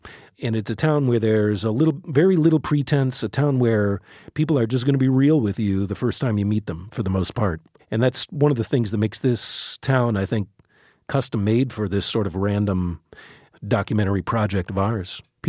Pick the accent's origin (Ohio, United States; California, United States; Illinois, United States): Illinois, United States; Chicago; now in Baltimore, United States; I came from the Midwest. I came, from Chicago. So, and I came out here not really knowing much about the city at all.